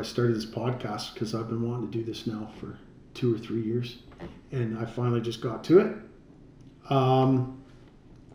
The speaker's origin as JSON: {"language": "English", "country": "Canada", "said": "We're from Canada"}